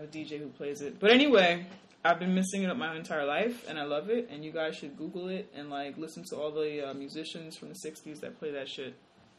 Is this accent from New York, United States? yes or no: yes; New York City, New York, United States; I'm from the Bronx.